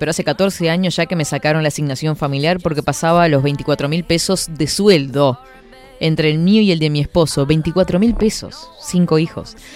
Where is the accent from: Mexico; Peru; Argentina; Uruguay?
Uruguay; Belvedere, Montevideo; Hola, buen día. … de Belvedere.